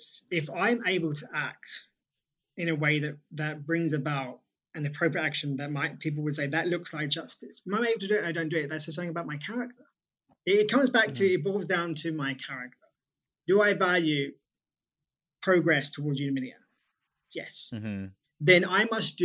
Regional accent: United Kingdom; As a British person

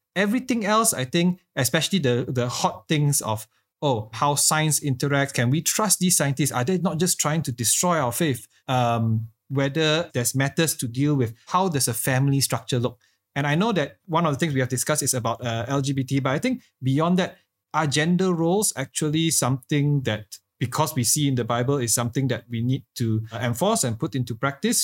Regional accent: Malaysia; as a Malaysian church

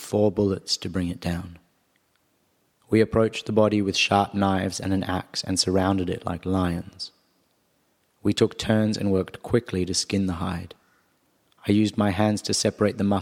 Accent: Perth, Western Australia, Australia; also born or lived in South Africa / Sydney; now in Arnhem Land, Australia; though I grew up in Perth and more recently I lived in Sydney

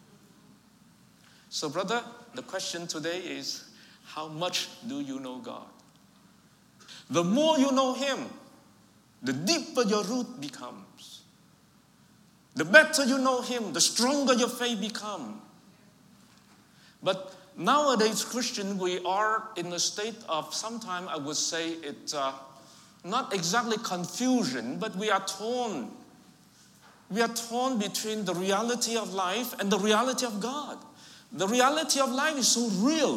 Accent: Vietnam; first language Vietnamese; English is a second language; moved away; I was raised and born in Vietnam, but I have Chinese ancestry.

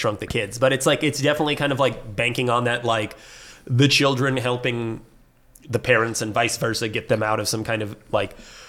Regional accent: Seattle, Washington, United States; I'm not even French. I'm American. I'm from Seattle.

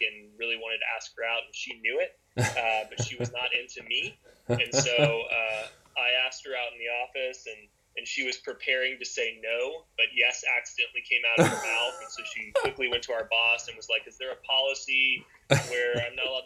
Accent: Tampa, Florida, United States; moved away as an adult; also born or lived in Virginia; born and raised in Tampa

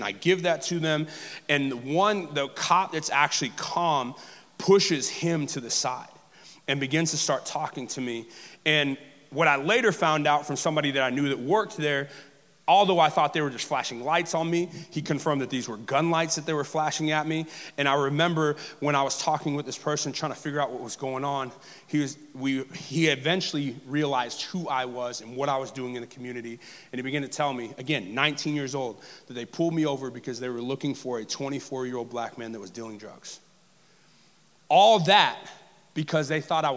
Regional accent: Texas, United States; moved away; also born or lived in New Orleans area / Los Angeles / South Alabama; As a brown male growing up in the South, in the deep South, as deep as Dallas-Fort Worth

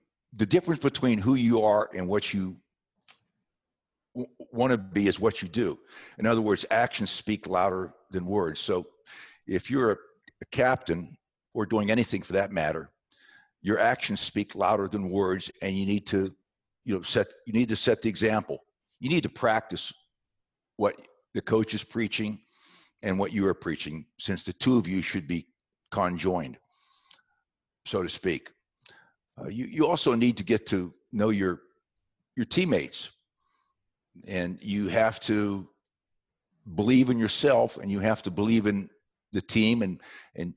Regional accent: southwestern Pennsylvania, United States; moved away; also born or lived in West Virginia; I was born in West Virginia and raised in southwestern Pennsylvania. I was raised in a small coal mining town

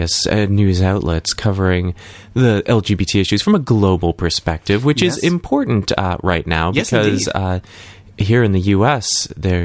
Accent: Lowell, Massachusetts, United States; my hometown

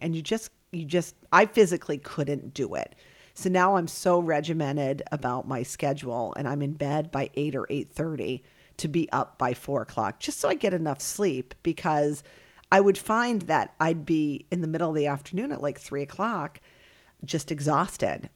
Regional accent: Alexandria, Virginia, United States; also born or lived in Fairport, New York; now in Worcester, United States; I actually grew up in Alexandria, Virginia

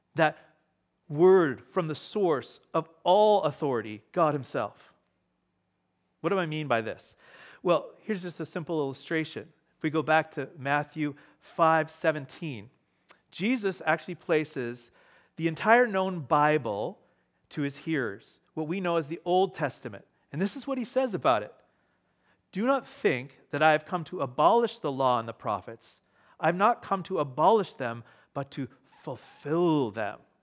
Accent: Ontario, Canada; moved away; I grew up in Ontario

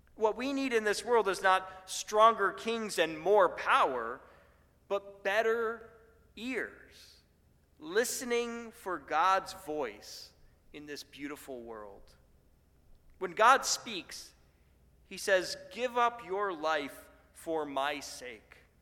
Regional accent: Buffalo, New York, United States; moved away; where I grew up in Buffalo

